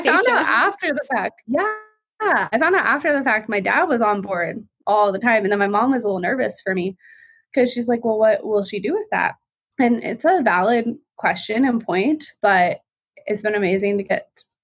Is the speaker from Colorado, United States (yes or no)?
yes; Colorado Springs, Colorado, United States; I'm from Colorado Springs, Colorado been lived other places too, but that was the longest